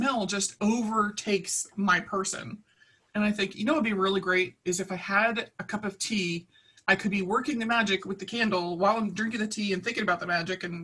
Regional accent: Baltimore, Maryland, United States; as a kid, I grew up in Baltimore City, in North Baltimore

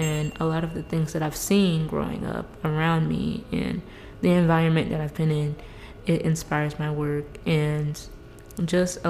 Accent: Fort Myers, Florida, United States; I'm based and born and raised in Florida, especially South Florida, in Fort Myers

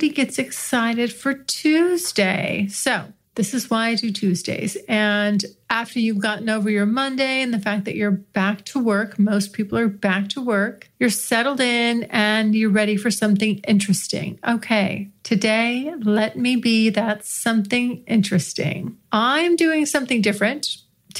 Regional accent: United States; accent: American; my American accent

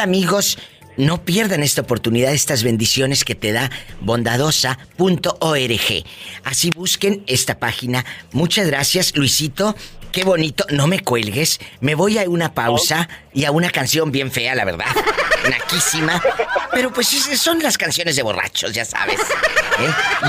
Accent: Matamoros, Tamaulipas, Mexico; mi tierra, el Matamoros, Tamaulipas

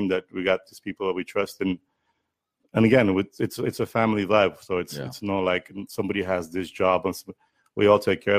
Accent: Fresno, California, United States; And, I think growing up in Fresno, not having as many Armenians around as we have here, that made me feel good of how, other nationalities treated us.

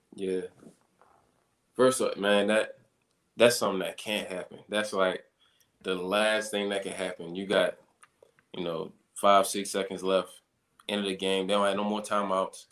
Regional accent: Baltimore, Maryland, United States; moved away as an adult; now in Green Bay, United States; growing up in Baltimore

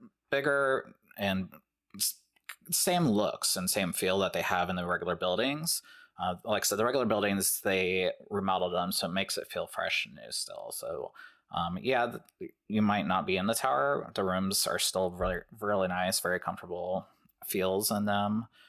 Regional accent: Ohio, United States; we're from Ohio

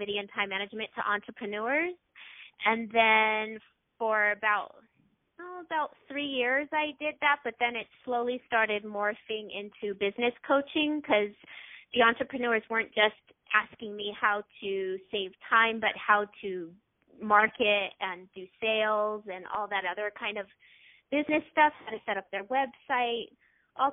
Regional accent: Loma Linda, California, United States; also born or lived in Orange County, California; I grew up in actually Loma Linda, California for 18 years

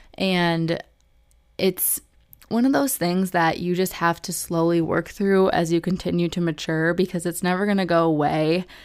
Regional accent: Michigan, United States; I picked U of M because I'm from Michigan, so it was in state tuition

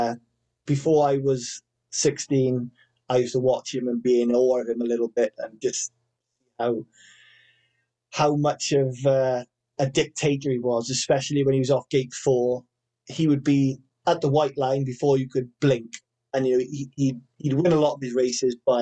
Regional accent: Wales, United Kingdom; I'm Welsh. You know, we've got a dragon on the flag

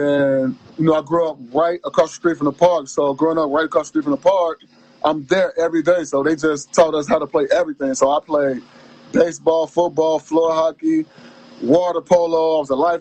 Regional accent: Chicago, Illinois, United States; moved away as an adult; now in Arizona, United States; So I come from Chicago

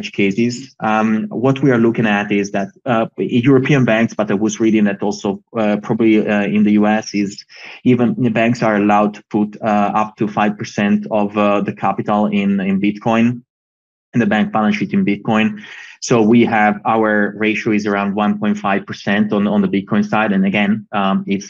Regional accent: Italy; we come from Italy

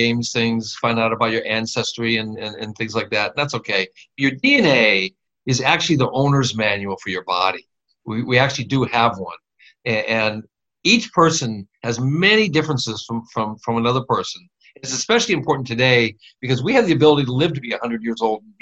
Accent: Midwest, United States; I grew up in the Midwest

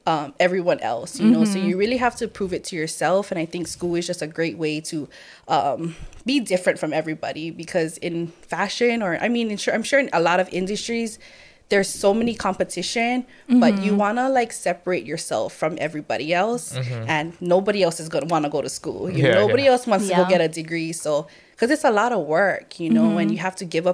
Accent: Hilo, Hawaii, United States; moved away as an adult; now in Honolulu, United States; originally I'm actually from Honolulu, but growing up I lived in Hilo. I was raised in Hilo.

